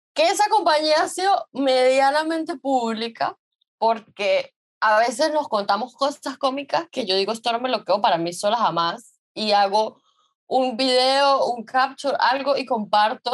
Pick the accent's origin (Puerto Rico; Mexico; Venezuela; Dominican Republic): Venezuela; San Cristóbal, Táchira; moved away as an adult; Nosotros somos de San Cristóbal